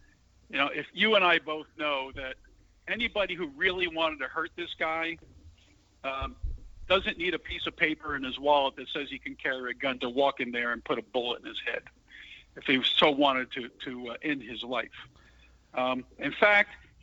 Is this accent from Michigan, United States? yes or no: no; San Antonio, Texas, United States; this is San Antonio, Texas news. So it's right in my hometown.